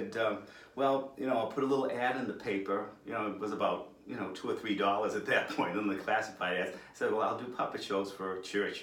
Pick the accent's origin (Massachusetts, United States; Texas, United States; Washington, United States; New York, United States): Massachusetts, United States; Worcester; I've always lived, born and raised in Worcester